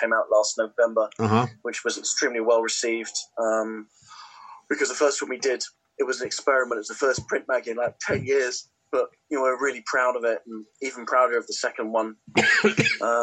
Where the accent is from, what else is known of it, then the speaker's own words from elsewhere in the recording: London, United Kingdom; I'm a Londoner, I've always lived in London